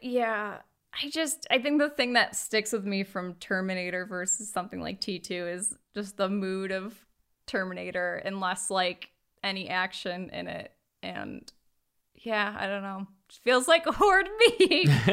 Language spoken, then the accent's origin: English; United States; that's where we're from